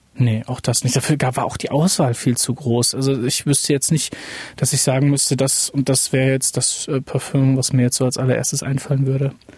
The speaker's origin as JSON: {"language": "German", "town": "Lingen", "region": "Lower Saxony", "country": "Germany", "tie": "born or raised there", "moved": "yes", "said": "Lingen ist eigentlich Stadtgebiet. Wir wohnen, ich bin am Stadtrand aufgewachsen"}